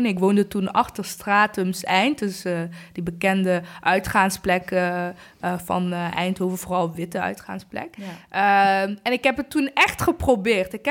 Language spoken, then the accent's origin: Dutch; Rwanda; En eigenlijk een groot gedeelte van ehm, de plek waar mijn ouders vandaan komen in Rwanda. Ik kom uit Rwanda.